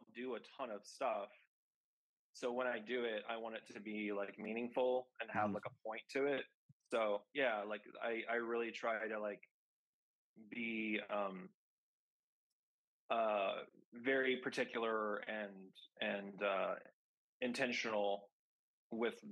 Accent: Kansas City, Missouri, United States; I grew up in Kansas City.

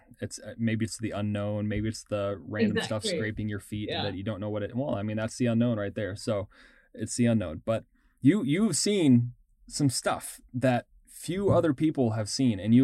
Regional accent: Texas, United States; I grew up in Texas, kind of on the coast

